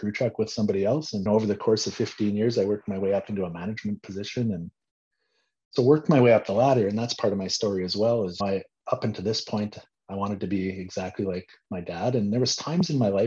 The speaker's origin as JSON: {"language": "English", "town": "Swift Current", "region": "Saskatchewan", "country": "Canada", "tie": "born or raised there", "moved": "as an adult", "lives_now": "Medicine Hat, Canada", "said": "I grew up in Swift Current"}